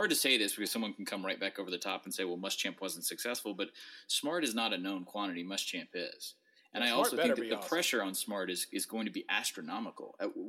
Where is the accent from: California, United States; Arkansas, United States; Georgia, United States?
Georgia, United States; I'm from Georgia.